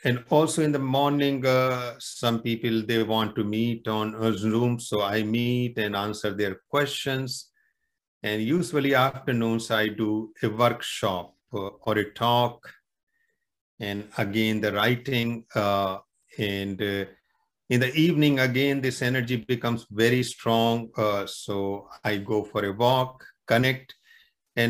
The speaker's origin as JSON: {"language": "English", "area": "near the Himalayas", "region": "northern India", "country": "India", "moved": "as an adult", "lives_now": "Canada", "said": "originally I am from India, northern India, very close to the Himalayas. And I'm settled now in Canada"}